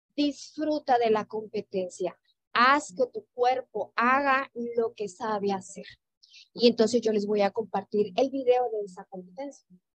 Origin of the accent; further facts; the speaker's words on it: Sinaloa, Mexico; now in Mérida, Mexico; yo soy originaria de Sinaloa, vengo por trabajo a la ciudad de Mérida